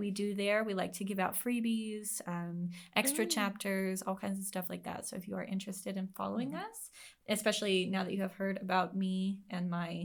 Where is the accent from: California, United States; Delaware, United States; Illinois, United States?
California, United States; San Diego; I was born and raised in San Diego